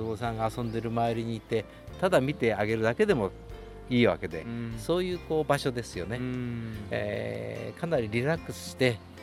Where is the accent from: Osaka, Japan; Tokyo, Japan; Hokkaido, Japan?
Tokyo, Japan; moved away as an adult; also born or lived in Mie Prefecture / Tochigi Prefecture; now in Tochigi, Japan; 私はあの、えー、と生まれは東京なんですが、はいその後三重県にしばらく仕事で行って、はい、そしてこちらに移ってきたのが27年前ですか